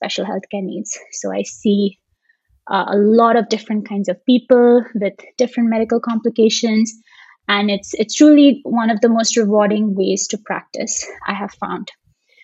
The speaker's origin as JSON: {"language": "English", "region": "Dubai", "country": "United Arab Emirates", "tie": "born or raised there", "also_born_or_lived": "India / Seattle, Washington", "moved": "as an adult", "lives_now": "Bay Area, United States", "said": "So Dubai is still home for me in a lot of ways. That's where I grew up."}